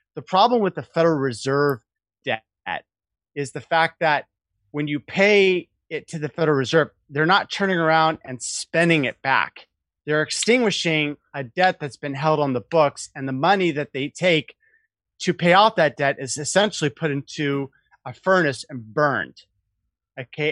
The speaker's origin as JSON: {"language": "English", "town": "Portland", "region": "Oregon", "country": "United States", "tie": "born or raised there", "moved": "yes", "lives_now": "San Francisco, United States", "said": "I grew up in Portland. Oh. Portland's my home, my home stomping ground"}